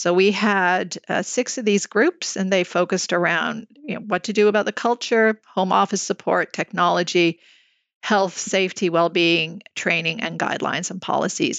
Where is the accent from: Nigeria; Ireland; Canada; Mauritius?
Canada; Montreal, Quebec; now in Toronto, Canada; I'm born and raised in Montreal